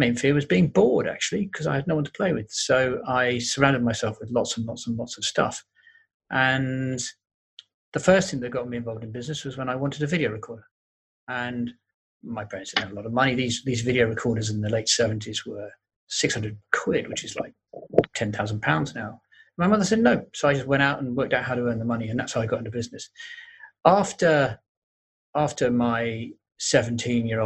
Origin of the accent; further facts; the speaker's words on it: London, United Kingdom; I grew up in North London